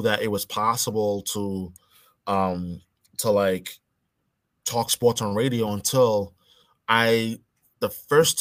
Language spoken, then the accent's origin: English; New York City, New York, United States; also born or lived in Boston area, Massachusetts; now in Boston, United States; when I was 7, 8 years old, growing up in New York, growing up in Brooklyn, New York